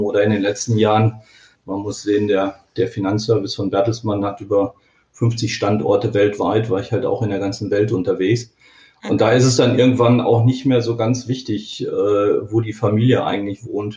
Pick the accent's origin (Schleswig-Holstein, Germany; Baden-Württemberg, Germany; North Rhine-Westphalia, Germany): North Rhine-Westphalia, Germany; Dortmund; Ich bin Kind des Ruhrgebiets, äh, in Dortmund geboren und äh, ich wohne auch immer noch auf der Grenze zu Dortmund